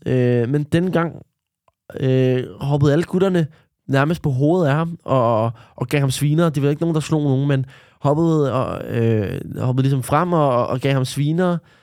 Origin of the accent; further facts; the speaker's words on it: Denmark; Jeg er opvokset i Danmark, øh, og født i Danmark.